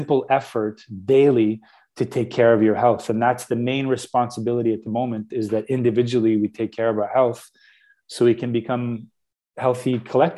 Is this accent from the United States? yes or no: no; Canada; Radio Canada, which is our radio here in Canada